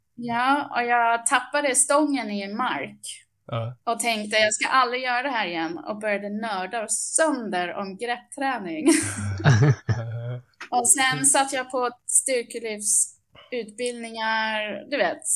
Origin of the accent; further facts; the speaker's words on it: England, United Kingdom; also born or lived in Upplands Väsby, Sweden; now in Sweden; Jag är uppvuxen i England